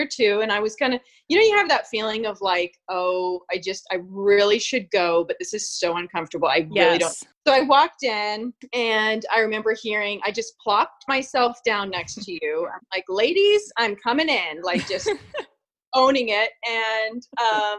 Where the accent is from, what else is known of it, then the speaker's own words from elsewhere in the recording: British Columbia, Canada; moved away as an adult; also born or lived in Virginia; We grew up in British Columbia, Canada